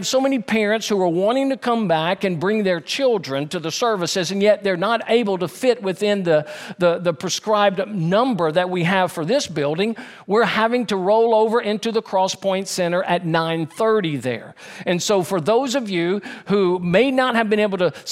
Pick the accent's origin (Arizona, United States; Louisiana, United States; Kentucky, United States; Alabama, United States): Louisiana, United States; Baton Rouge; also born or lived in Denham Springs, Louisiana; when I was a freshman in high school, we moved from Baton Rouge, Louisiana to Denham Springs, Louisiana